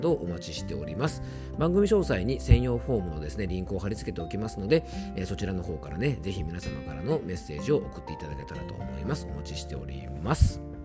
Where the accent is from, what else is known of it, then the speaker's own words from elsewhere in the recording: Yamanashi, Japan; 僕の地元山梨県